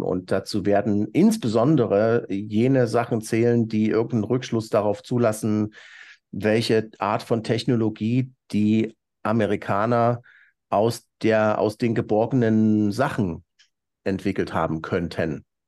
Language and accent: German; East Germany, Germany; als Ossi, der die deutsche Wiedervereinigung bewusst miterlebt hat